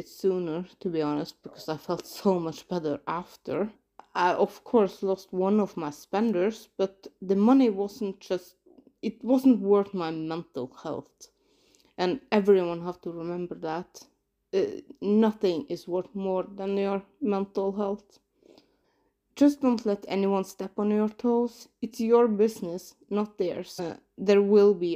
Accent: Norway; I'm from Norway

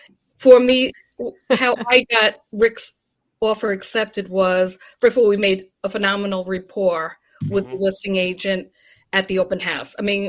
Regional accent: Smithtown, New York, United States; That's my hometown.

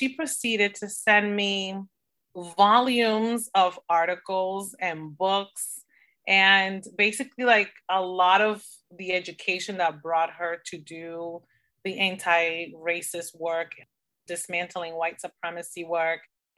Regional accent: Dominican Republic; So as you know, I'm originally from the Dominican Republic and I almost went for the Dominican Republic

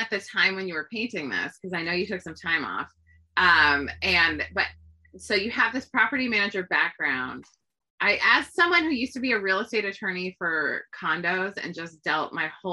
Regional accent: California, United States; I grew up in California.

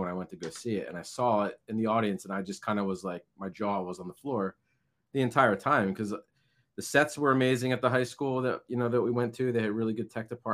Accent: Lansdale, Pennsylvania, United States; moved away as an adult; now in New Jersey, United States; I'm originally from Lansdale, Pennsylvania.

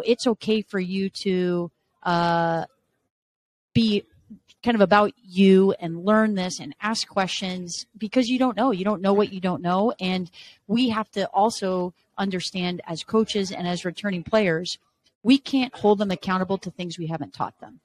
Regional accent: Arizona, United States; moved away as an adult; also born or lived in Las Vegas, Nevada / Washington State / Los Angeles, California; now in Michigan, United States; Born and raised in Arizona

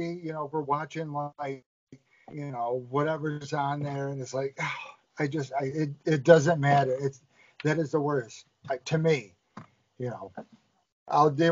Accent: New York, United States; Being from New York

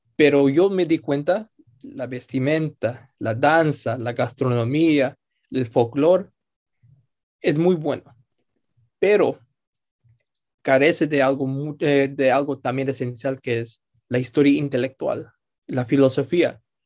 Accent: New York City, New York, United States; yo nací en Nueva York, en la ciudad, crecí toda mi vida aquí.

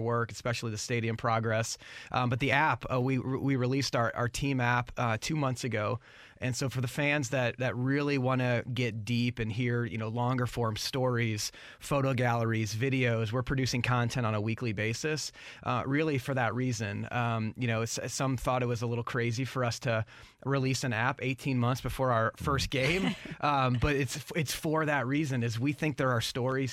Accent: St. Louis, Missouri, United States; born and raised in St. Louis

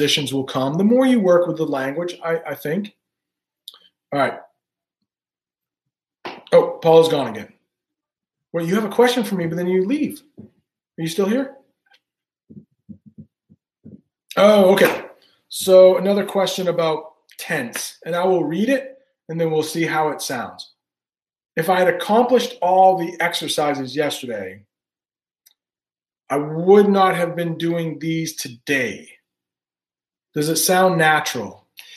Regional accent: Maine, United States; moved away as an adult; also born or lived in Alabama; I grew up in Maine, and I could have gone to the University of Maine in-state tuition

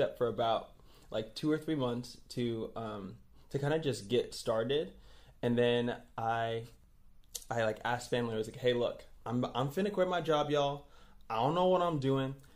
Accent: New York City, New York, United States; moved away as an adult; now in Tulsa, United States; I'm from Brooklyn, New York

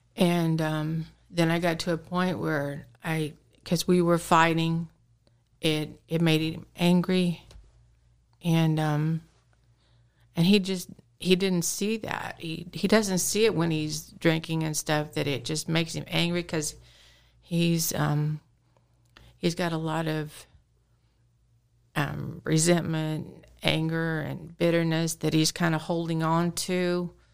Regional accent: Carthage, Missouri, United States; I was born and raised here in Carthage, Missouri

